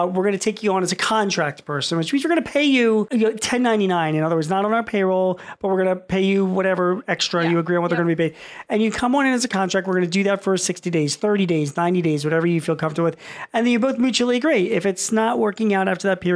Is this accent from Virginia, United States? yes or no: no; Philadelphia, Pennsylvania, United States; I'm from Philly